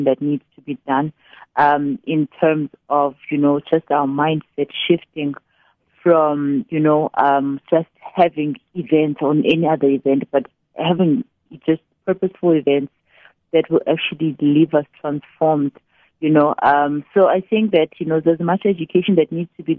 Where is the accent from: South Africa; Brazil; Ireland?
South Africa; East London, Eastern Cape; now in Tanzania; I'm just someone who was born in East London. I grew up in Braden Heights, later on moved to Tanzania with my parents. And it's been my home for over 20 years now.